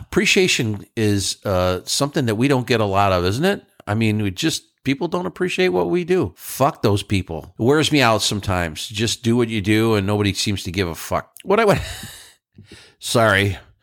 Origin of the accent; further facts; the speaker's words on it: New York, United States; moved away; I'm from New York